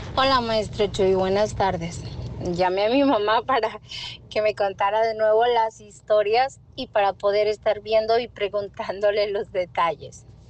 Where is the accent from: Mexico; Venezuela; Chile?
Mexico; Las Naranjas, Jalisco; del lugar donde yo nací, se llama Las Naranjas, es en el estado de Jalisco